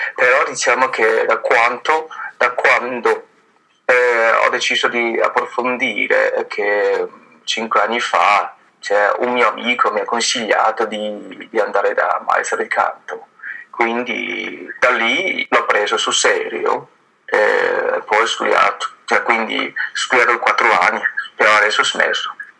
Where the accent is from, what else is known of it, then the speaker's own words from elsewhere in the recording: Fujian, China; Italian is a second language; now in Bergamo, Italy; io sono venuto dalla zona quella di sud, eh, che si chiama Fuji, eh, però ormai da 11 anni